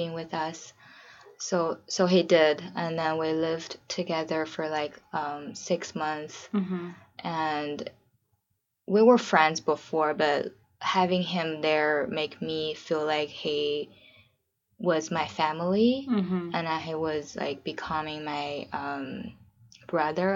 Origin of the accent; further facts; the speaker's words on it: China; also born or lived in San Francisco, United States; now in Portland, United States; I'm from China originally. I'm living in Portland right now with my husband.